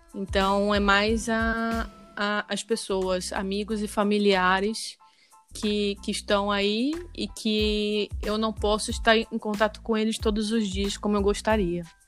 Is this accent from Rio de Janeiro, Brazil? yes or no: yes; Rio de Janeiro, Brazil; moved away as an adult; now in Spain; eu sou do Rio e tenho quatro anos morando na Espanha